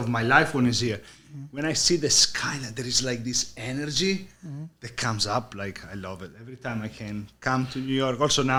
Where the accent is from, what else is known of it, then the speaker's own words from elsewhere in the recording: Italy; first language Italian; English is a second language; moved away as an adult; also born or lived in Sydney, Australia; I was 3 years old. So my accent, obviously. I'm Italian. My parents are Italian. I grew up in Italy.